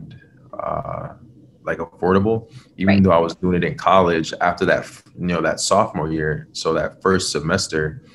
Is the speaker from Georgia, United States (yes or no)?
no; New York City, New York, United States; also born or lived in Trinidad and Tobago; I grew up in Brooklyn, New York. That's where I'm from.